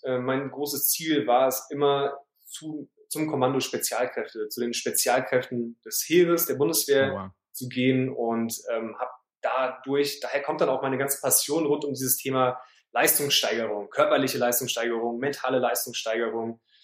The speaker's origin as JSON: {"language": "German", "town": "Heidelberg", "region": "Baden-Württemberg", "country": "Germany", "tie": "born or raised there", "moved": "as an adult", "lives_now": "Hamburg, Germany", "said": "Ich bin in, äh, im Süden geboren, in Heidelberg, wo ich auch gerade jetzt bin, bei meinen Eltern zu Hause übers Wochenende. Aber seit 2012 Wahlhamburger"}